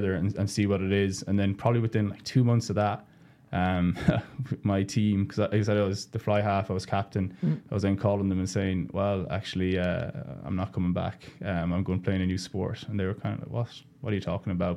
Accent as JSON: {"language": "English", "country": "Ireland", "also_born_or_lived": "San Diego", "moved": "as an adult", "said": "I'm Irish"}